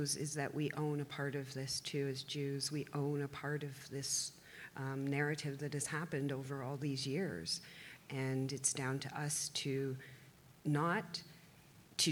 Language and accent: English; Toronto, Ontario, Canada; I remember growing up in the Toronto public school system